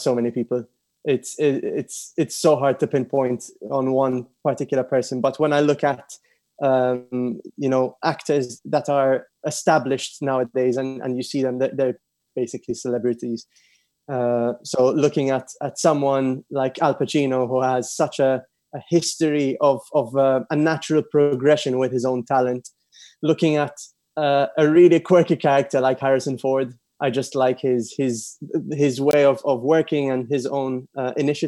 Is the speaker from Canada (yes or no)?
no; Malta; moved away as an adult; also born or lived in London, United Kingdom; I'm from Malta. I grew up with an Italian father and a Maltese mother. And I'm currently based both in London and in Malta